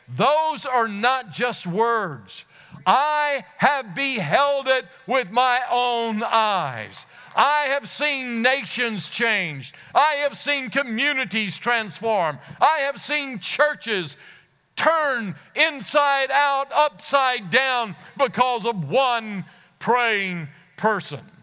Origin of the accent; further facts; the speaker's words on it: Louisiana, United States; I come from Louisiana